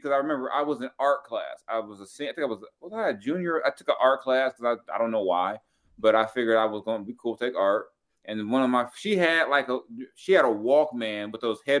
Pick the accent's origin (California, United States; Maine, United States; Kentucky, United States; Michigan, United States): California, United States; Los Angeles; moved away; I was born in South Central too. I used to live not too far from Crenshaw and Slauson and all that.